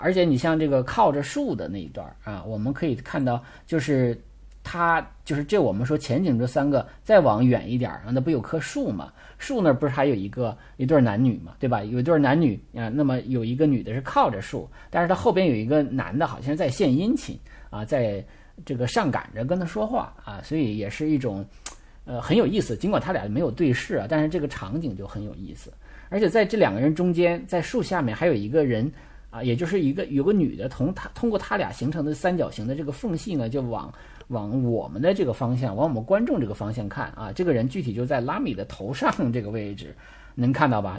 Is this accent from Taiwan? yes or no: no; China; 因为我们中国人是比较喜欢社交，比较喜欢扎堆儿的啊